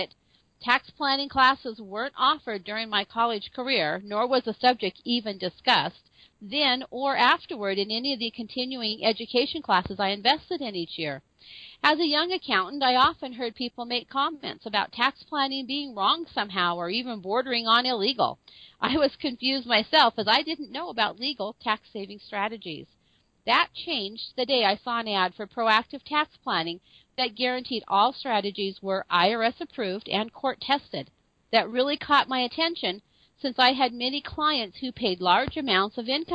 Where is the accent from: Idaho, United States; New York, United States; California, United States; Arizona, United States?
Idaho, United States; northern; I grew up here in northern Idaho in a little small mining community.